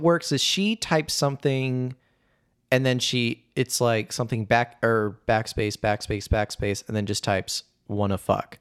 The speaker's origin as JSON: {"language": "English", "region": "Indiana", "country": "United States", "tie": "born or raised there", "moved": "yes", "said": "I was just back at my home state, Indiana"}